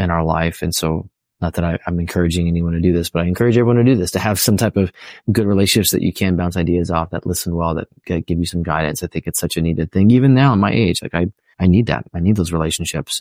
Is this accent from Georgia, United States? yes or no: no; California, United States; also born or lived in San Diego; I'm from California